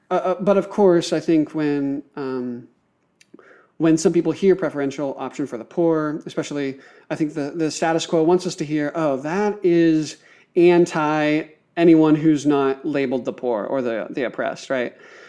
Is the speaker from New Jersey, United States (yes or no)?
no; Pennsylvania, United States; I grew up in Western rural Pennsylvania. I was a pastor's kid. I'm racialized as white. I'm born in the U.S. in the 21st century.